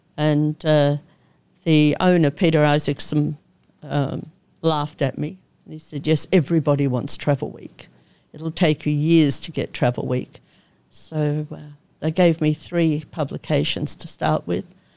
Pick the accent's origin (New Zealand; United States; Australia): Australia; Melbourne, Victoria; moved away as an adult; also born or lived in Koh Samui, Thailand / Asia; I'm an Aussie born and bred from Melbourne.